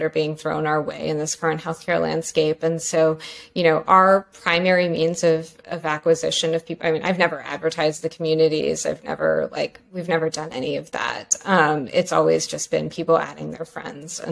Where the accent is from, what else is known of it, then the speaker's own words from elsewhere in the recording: Pennsylvania, United States; moved away as an adult; also born or lived in New York / North Carolina; I grew up in Pennsylvania.